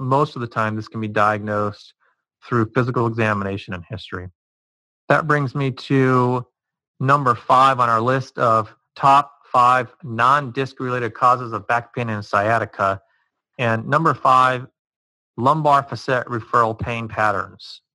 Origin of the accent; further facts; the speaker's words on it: Cincinnati, Ohio, United States; I'm from the Cincinnati area, and growing up watching the Cincinnati Reds